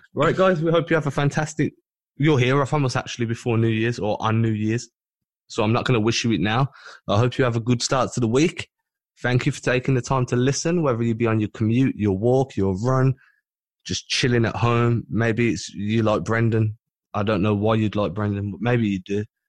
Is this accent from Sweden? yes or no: no; United Kingdom